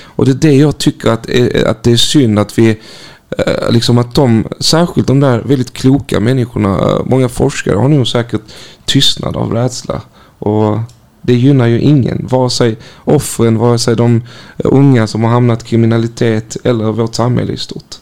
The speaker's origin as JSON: {"language": "Swedish", "country": "North Macedonia", "tie": "born or raised there", "moved": "yes", "lives_now": "Malmö, Sweden", "said": "mitt födelseland Makedonien"}